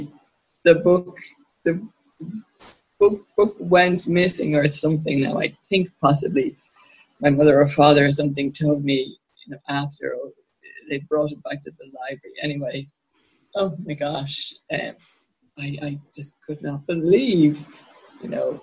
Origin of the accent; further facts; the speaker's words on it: Dublin, Leinster, Ireland; I was born in a hospital in Dublin, the Coombe Hospital, and I grew up just down the road there in Terranure